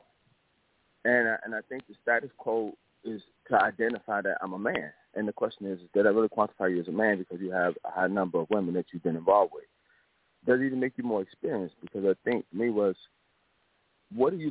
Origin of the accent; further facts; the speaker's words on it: Chicago, Illinois, United States; I'm from Chicago, do mental health, Northwest Indiana to Chicago, between both states